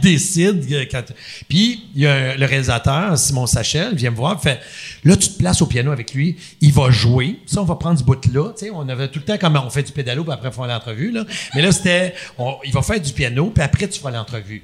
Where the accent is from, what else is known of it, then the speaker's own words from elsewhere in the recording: Quebec, Canada; je suis un Québécois